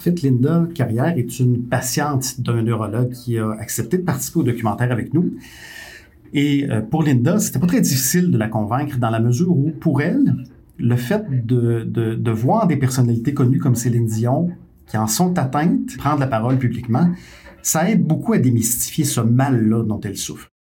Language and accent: French; Quebec, Canada; ici, chez nous, au Québec